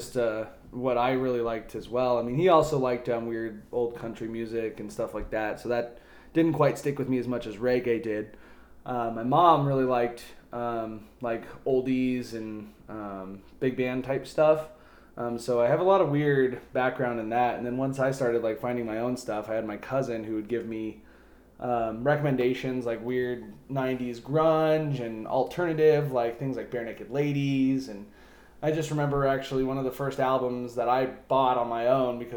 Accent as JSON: {"language": "English", "town": "Centennial", "region": "Colorado", "country": "United States", "tie": "born or raised there"}